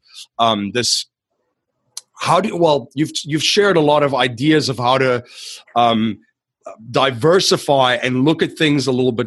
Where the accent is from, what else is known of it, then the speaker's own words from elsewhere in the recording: South Africa; now in North America; my home country and having grown up in South Africa